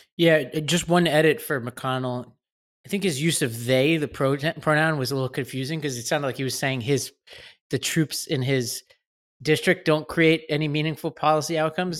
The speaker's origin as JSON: {"language": "English", "town": "New York City", "region": "New York", "country": "United States", "tie": "born or raised there", "said": "I grew up in Staten Island, right over the border from New Jersey"}